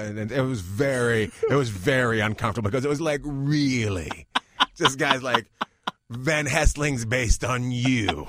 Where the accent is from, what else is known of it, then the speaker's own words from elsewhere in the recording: Terrace, British Columbia, Canada; moved away as an adult; also born or lived in New York; now in Los Angeles, United States; grew up in northern British Columbia, up near Alaska.